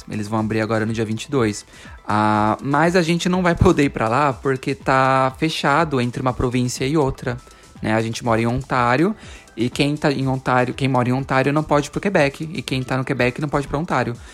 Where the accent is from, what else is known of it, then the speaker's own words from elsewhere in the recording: Brazil; moved away as an adult; now in Canada; é porque eu sou brasileiro.